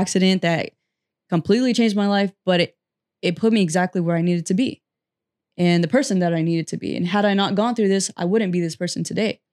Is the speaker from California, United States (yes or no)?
yes; Fresno, California, United States; also born or lived in Butte County, California; I'm a Central Valley native, and I was born and raised here, grew up here. I did m, live in Northern California for a little bit, and I moved back to Fresno